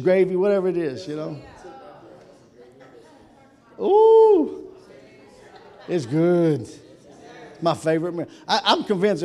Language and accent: English; Kentucky, United States; I grew up in Kentucky